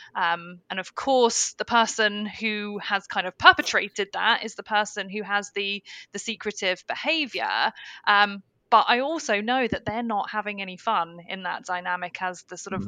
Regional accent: United Kingdom; being a Brit

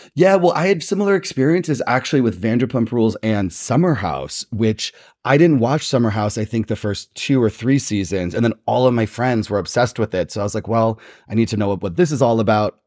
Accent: New Jersey, United States; I'm from the East Coast. I'm from New Jersey

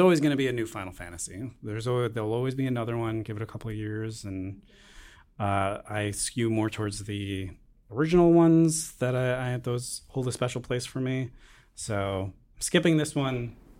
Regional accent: Long Island, New York, United States; growing up on Long Island, a lot of people fish

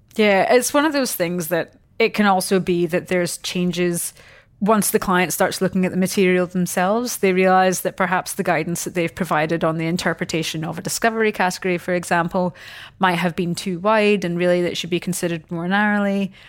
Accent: Scotland, United Kingdom; moved away as an adult; now in Australia; I'm obviously not from here. Um, so I came across from Scotland ten years ago

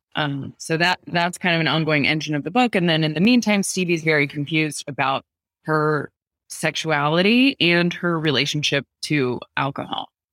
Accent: San Diego, California, United States; my hometown of La Jolla, California, which is in San Diego

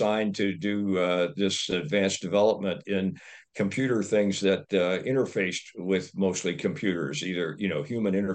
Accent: Dayton, Ohio, United States; moved away; also born or lived in Michigan; Was adopted a couple of years later by a loving family in Ohio, grew up in Dayton, Ohio, in a modest setting.

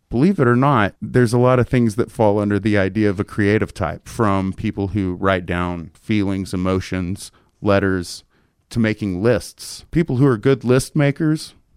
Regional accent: Tyler, Texas, United States; moved away; I'm in my hometown with my parents and my little girl, and I met them after church at this very very nice steakhouse in Tyler

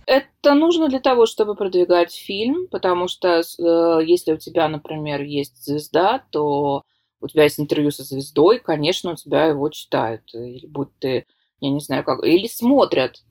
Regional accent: Saint Petersburg, Russia; из Санкт-Петербурга

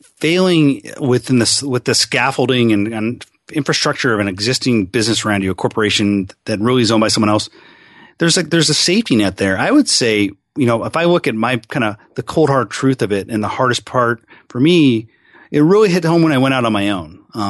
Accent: Seattle, Washington, United States; also born or lived in California / Arizona; I'm a pretty much lifelong Seattle guy. I mean, I grew up, I was born in California, but I always say wherever you go to high school is where you're from.

